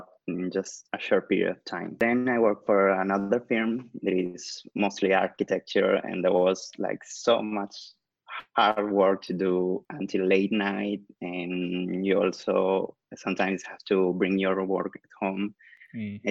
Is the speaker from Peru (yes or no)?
yes; Callao, Peru; now in Lima, Peru; I'm from Lima, Peru. Actually, I was born in Callao, but I live in Lima now, and I'm studying here